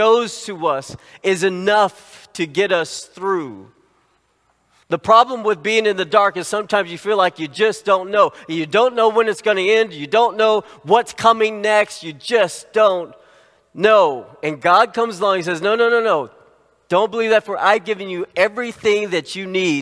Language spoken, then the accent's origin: English; Little Rock, Arkansas, United States; When I was a kid, I grew up in Little Rock, Arkansas.